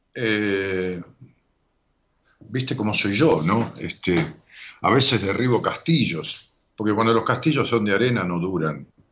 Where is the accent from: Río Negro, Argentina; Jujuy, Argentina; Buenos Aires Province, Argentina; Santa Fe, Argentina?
Buenos Aires Province, Argentina; Ramos Mejía; Me jugábamos al póker allá en Ramos, en mi pueblo